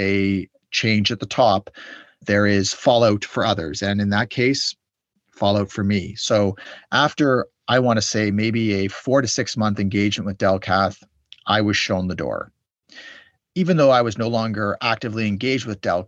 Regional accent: Canada; Canada, my home country

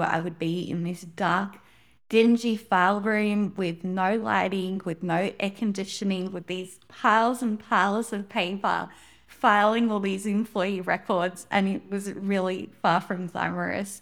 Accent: Sydney, New South Wales, Australia; I was born in Sydney, Australia

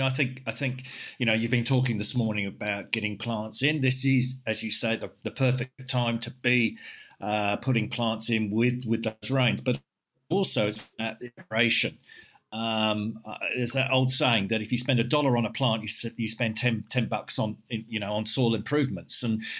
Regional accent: London, United Kingdom; now in Western Australia, Australia; I came here in 94 from London and everyone was watering twice a day, 7 days a week

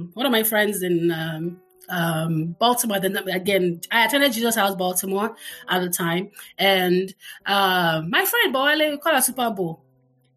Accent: Lagos, Nigeria; growing up in the Butemeta was really nice.

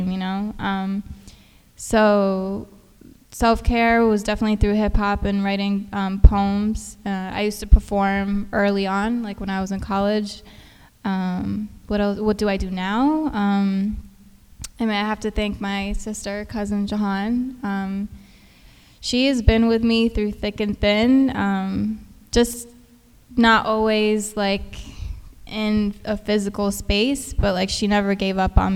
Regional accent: Houston, Texas, United States; I grew up in Houston

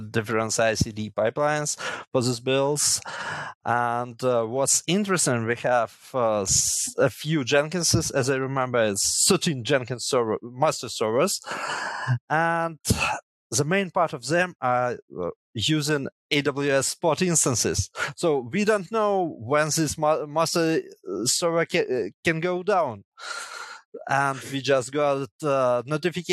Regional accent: Chernihiv, Chernihiv Oblast, Ukraine; originally I'm from Chernihiv and studied here in Chernihiv Technological University

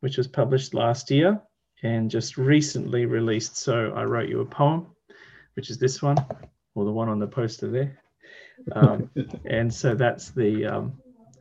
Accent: Sunshine Coast, Queensland, Australia; I'm from the east coast of Australia, where most of the population lives, in a state called Queensland, and in particular an area

